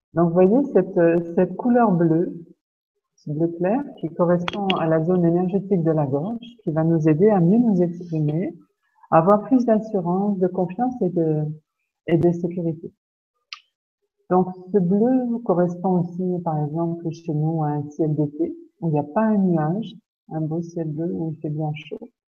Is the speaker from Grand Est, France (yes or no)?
yes; Lorraine, Grand Est, France; chez nous, en Lorraine